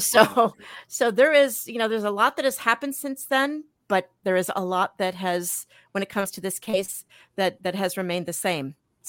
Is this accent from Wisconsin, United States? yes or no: yes; Milwaukee, Wisconsin, United States; also born or lived in New York; I was born in New York. Every once in a while, when I say New York or coffee, you can kind of, you know, hear it sneaking out there. I moved back to Milwaukee, which is where my mom and dad were from. We came back here when I was 10 years old